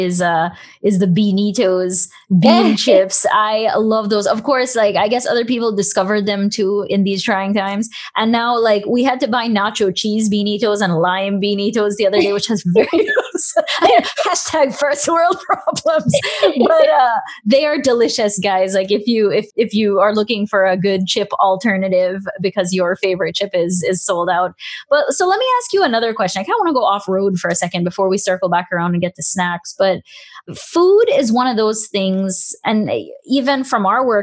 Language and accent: English; Belize; I'm from Belize, and one of our main staples in Belize, we've got rice and beans